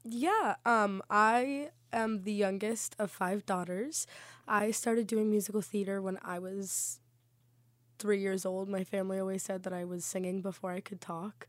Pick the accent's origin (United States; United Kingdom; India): United States; South Florida; moved away as an adult; I am actually from South Florida